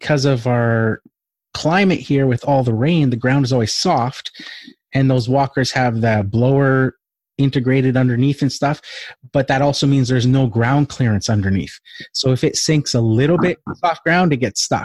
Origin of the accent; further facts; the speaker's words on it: Vancouver, British Columbia, Canada; I'm from Vancouver